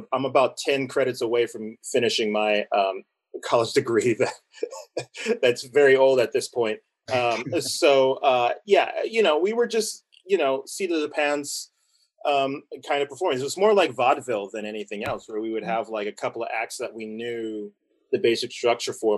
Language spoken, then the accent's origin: English; Southern California, United States; we grew up in Southern California